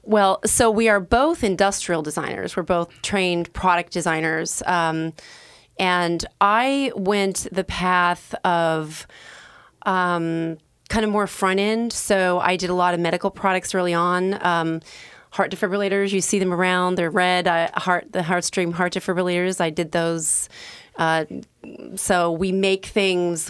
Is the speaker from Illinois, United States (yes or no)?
no; Bend, Oregon, United States; moved away as an adult; also born or lived in Southern California / New York / New Jersey / Rhode Island; now in Portland, United States; I was born in Southern California and raised in Bend